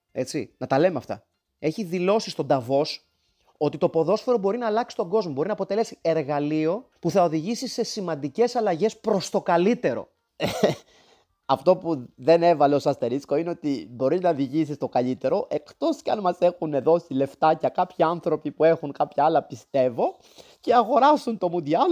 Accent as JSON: {"language": "Greek", "country": "Greece", "said": "ως Έλληνες"}